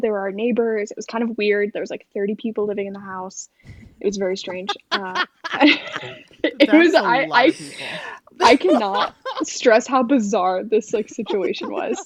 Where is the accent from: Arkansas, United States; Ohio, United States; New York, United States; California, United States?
New York, United States; I'm from New York, um, and in New York, you're pretty much like Catholic or Jewish